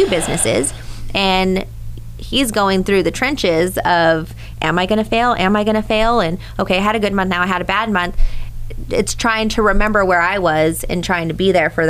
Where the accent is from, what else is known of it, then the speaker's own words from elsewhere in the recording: Hollister, California, United States; I'm from Hollister